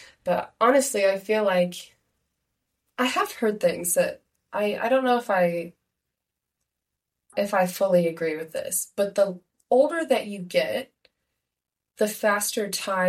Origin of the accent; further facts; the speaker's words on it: Ohio, United States; moved away as an adult; now in Chicago, United States; growing up in Ohio, we were at the tail end of the time zone.